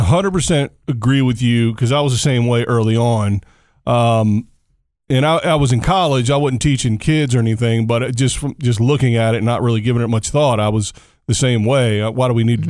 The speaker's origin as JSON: {"language": "English", "region": "Virginia", "country": "United States", "moved": "yes", "said": "I'm from Virginia originally, so it's in my home state."}